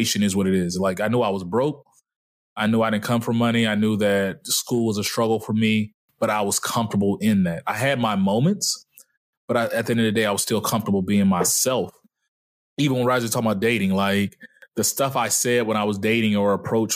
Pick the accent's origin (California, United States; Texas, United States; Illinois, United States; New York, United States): Texas, United States; Dallas; moved away; also born or lived in Mobile, Alabama; growing up in Dallas, I was usually the only black kid